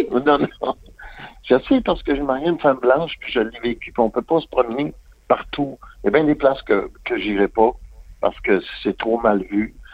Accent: Quebec, Canada; born or raised there

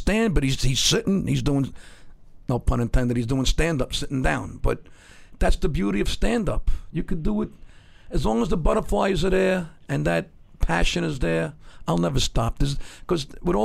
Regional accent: New York City, New York, United States; growing up in Brooklyn

